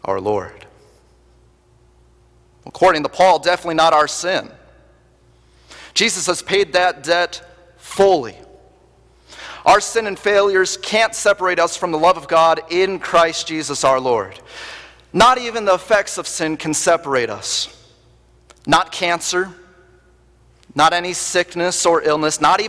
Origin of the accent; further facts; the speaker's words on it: Wisconsin, United States; moved away; being born and raised in Wisconsin